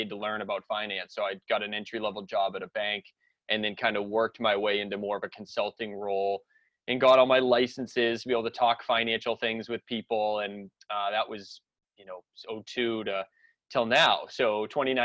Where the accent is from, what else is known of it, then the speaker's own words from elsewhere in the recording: Salem, Massachusetts, United States; I grew up in the North Shore of Boston area, like up near Salem, Massachusetts